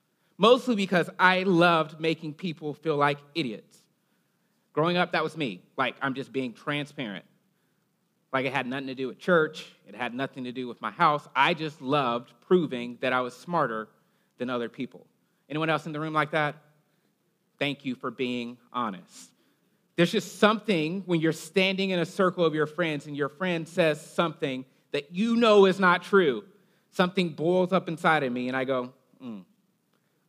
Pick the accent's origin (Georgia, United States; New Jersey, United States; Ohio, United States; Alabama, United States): Alabama, United States; I'm from Alabama. Occasionally my accent comes out